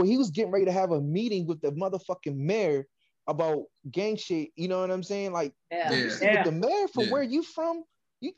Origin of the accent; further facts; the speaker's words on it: Washington, District of Columbia, United States; I'm from the East Coast, you know, I'm from DC.